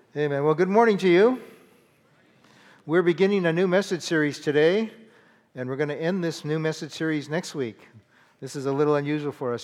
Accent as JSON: {"language": "English", "region": "California", "country": "United States", "tie": "born or raised there", "said": "I grew up in California"}